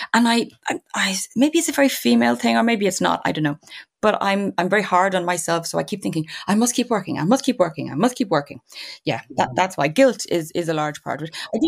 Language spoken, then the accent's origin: English; Dublin, Leinster, Ireland; I grew up in Dundrum